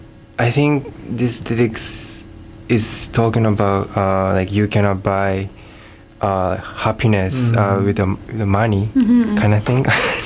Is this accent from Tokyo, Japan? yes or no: yes; Tokyo, Japan; English is a second language; moved away as an adult; also born or lived in Akita, Japan; now in Hamilton, Canada; when I was like 1 year old, I moved to Tokyo.